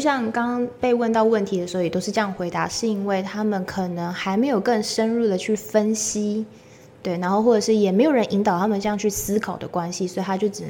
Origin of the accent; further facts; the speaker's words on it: Taichung, Taiwan; 我台中人，